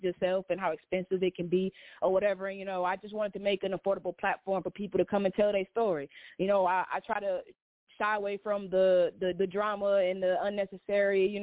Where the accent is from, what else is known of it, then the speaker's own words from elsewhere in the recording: Detroit, Michigan, United States; now in Atlanta, United States; born and raised in Detroit. I live down here in Atlanta